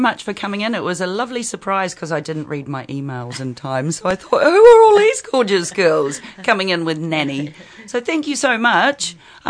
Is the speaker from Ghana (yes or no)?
no; Levin, Manawatū-Whanganui, New Zealand; I'm from Levin, and anyone from Levin, Taitoko, Horowhenua will know Sponge Kitchen.